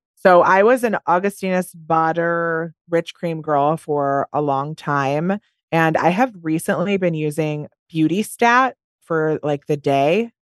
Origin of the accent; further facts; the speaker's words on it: Wisconsin, United States; I'm from Wisconsin